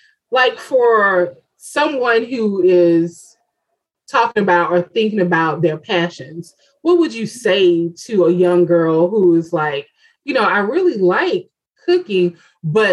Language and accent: English; Bessemer, Alabama, United States; I'm from Bessemer